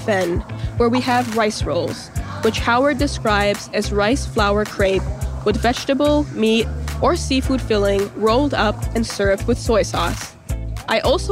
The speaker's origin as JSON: {"language": "English", "town": "Toronto", "region": "Ontario", "country": "Canada", "tie": "born or raised there", "said": "where my parents lived for a long time before moving to the neighborhood we live in now, Malvern, when I was 3"}